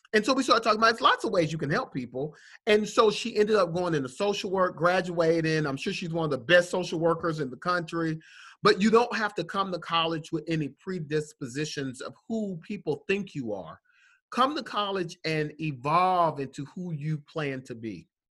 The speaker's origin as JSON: {"language": "English", "town": "Atlanta", "region": "Georgia", "country": "United States", "said": "I'm from Atlanta"}